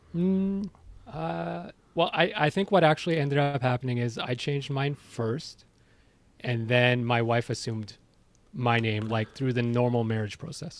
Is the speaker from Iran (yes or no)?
yes; Iran; now in Ontario, Canada; I'm from Iran